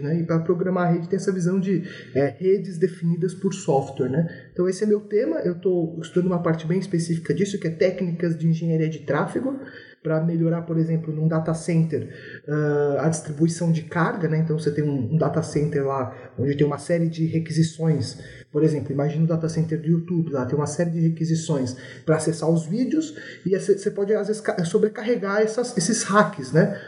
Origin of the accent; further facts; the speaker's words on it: São Paulo, Brazil; sou natural da cidade de São Paulo, né? Sou aqui de São Paulo